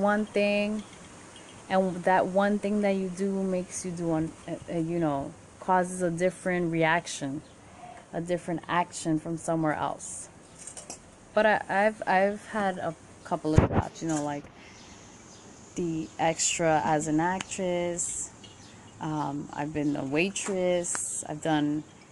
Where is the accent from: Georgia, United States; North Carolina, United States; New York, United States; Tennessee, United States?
New York, United States; New York City; Born and raised in Queens, New York